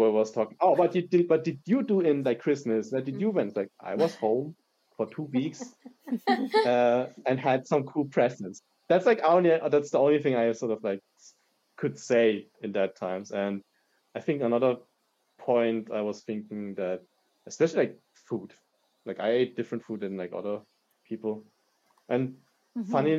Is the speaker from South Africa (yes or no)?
no; Germany; also born or lived in East Germany / southern Germany; now in Heidelberg, Germany; I was born and raised in Germany by a father from Hong Kong and from a mother from Malaysia.